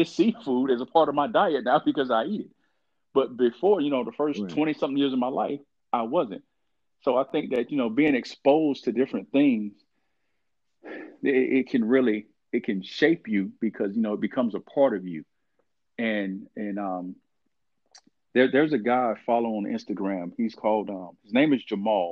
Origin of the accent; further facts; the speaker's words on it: Columbus, Georgia, United States; also born or lived in Norfolk, Virginia; I'm from Columbus, Georgia, you know, born and raised there